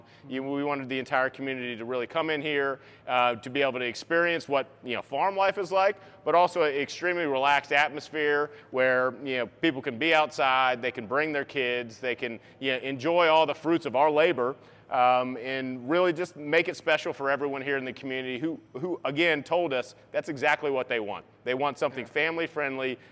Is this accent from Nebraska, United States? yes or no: no; Tidewater, Virginia, United States; also born or lived in Denver, North Carolina (Lake Norman area); now in Lake Norman area, United States; I grew up in Tidewater, Virginia